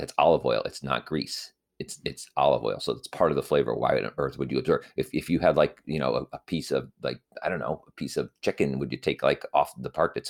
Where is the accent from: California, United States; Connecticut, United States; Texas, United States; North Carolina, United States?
Connecticut, United States; also born or lived in New Haven; obviously, because that's where I'm from, and that's where I am currently residing, is in Connecticut. And I grew up in Connecticut, and then I, you know, moved for college to the New Haven area.